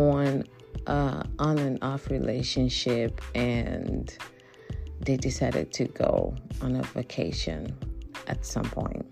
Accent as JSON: {"language": "English", "country": "Nigeria", "moved": "yes", "said": "I am from Nigeria originally."}